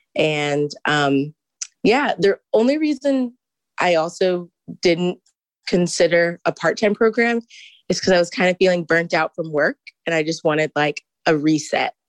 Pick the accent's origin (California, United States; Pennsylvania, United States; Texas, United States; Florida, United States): Texas, United States; Houston; moved away as an adult; now in Ann Arbor, United States; I am from Houston